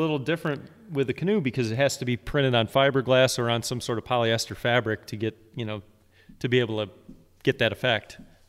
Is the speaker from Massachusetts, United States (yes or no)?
no; New York, United States; also born or lived in Virginia; since my dad started taking me when I grew up in Central New York, but then moved to Virginia.